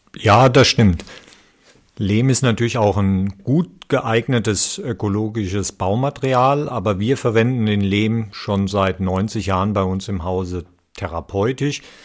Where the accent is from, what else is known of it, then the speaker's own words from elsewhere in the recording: Nahe valley, Rhineland-Palatinate, Germany; ich bin ja hier auch auf dem Gelände aufgewachsen